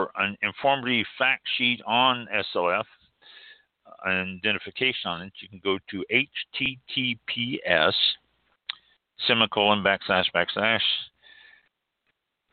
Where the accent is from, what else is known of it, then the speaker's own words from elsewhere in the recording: Kansas City, Missouri, United States; I was born and raised in Kansas City, Missouri